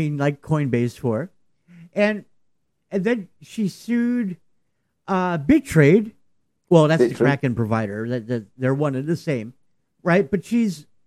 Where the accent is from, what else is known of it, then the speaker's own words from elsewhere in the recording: New York, United States; as a New Yorker